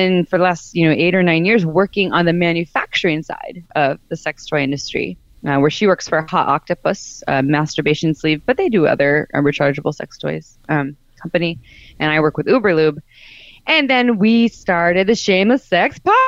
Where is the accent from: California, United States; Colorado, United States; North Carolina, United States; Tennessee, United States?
California, United States; Santa Cruz; I grew up in Santa Cruz, California